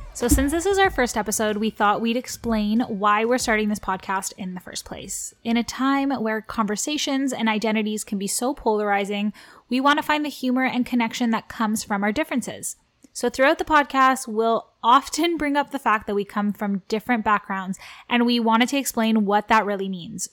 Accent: Toronto, Ontario, Canada; first language Armenian; English is a second language; I grew up in Toronto, Ontario, like, born and raised here

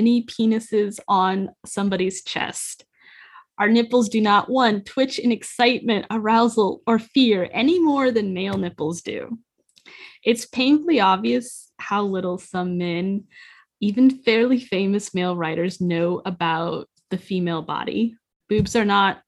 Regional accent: United States; As an American

